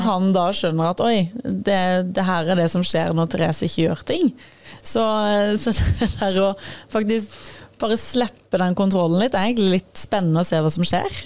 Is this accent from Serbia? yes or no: no; Sørlandet, Southern Norway, Norway; Jeg er jo fra Sørlandet